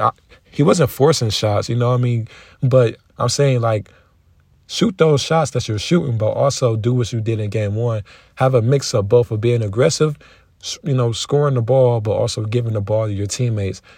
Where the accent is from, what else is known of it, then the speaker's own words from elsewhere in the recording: Detroit, Michigan, United States; I'm from Detroit